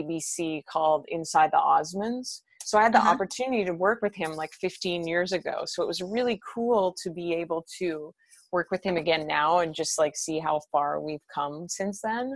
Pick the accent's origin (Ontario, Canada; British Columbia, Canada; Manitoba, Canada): Manitoba, Canada; Winnipeg; moved away; I'm originally from Manitoba in Winnipeg.